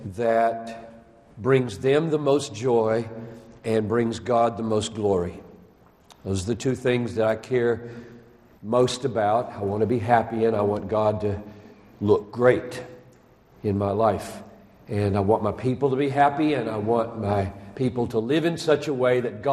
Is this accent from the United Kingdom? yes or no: no; South Carolina, United States; now in Minnesota, United States; I'm from South Carolina